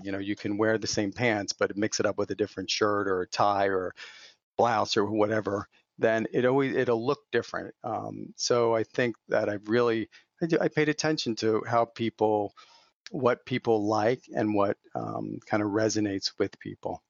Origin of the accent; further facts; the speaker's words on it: not too far outside of Philadelphia, Pennsylvania, United States; I grew up out here on the East Coast and not too far outside of Philadelphia